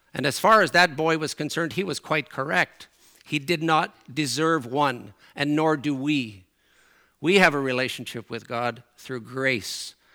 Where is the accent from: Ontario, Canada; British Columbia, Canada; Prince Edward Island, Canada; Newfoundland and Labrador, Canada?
Newfoundland and Labrador, Canada; accent: Newfoundland; moved away; my Newfoundland accent comes out and my Newfoundland expressions come out